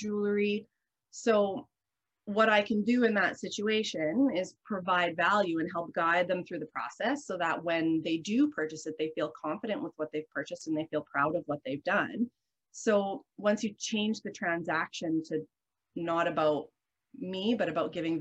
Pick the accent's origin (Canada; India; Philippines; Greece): Canada; the Canadian Prairies; I'm from Canada, I'm from the prairies. I'm raised in an environment of like salt of the earth people